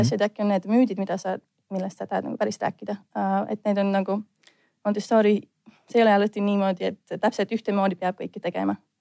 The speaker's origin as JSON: {"language": "Estonian", "country": "Latvia", "second_language": "Estonian", "moved": "yes", "lives_now": "Estonia", "said": "ma olen lätlane"}